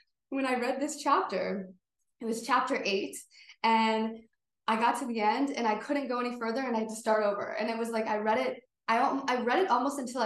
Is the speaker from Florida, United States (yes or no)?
no; Buffalo, New York, United States; I grew up in Buffalo